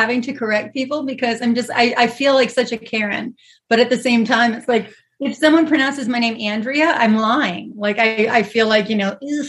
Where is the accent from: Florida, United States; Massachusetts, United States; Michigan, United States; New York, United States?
New York, United States; New York City; moved away as an adult; now in Los Angeles, United States; So I was actually born in Los Angeles. And then when I was 2 years old, my father got work in New York. And so we moved to Manhattan, Midtown. And that's where I was raised.